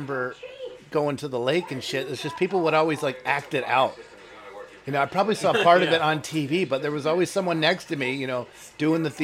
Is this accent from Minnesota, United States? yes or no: no; Wheaton, Illinois, United States; now in Portland, United States; I'm from Wheaton, Illinois, but I moved here in 95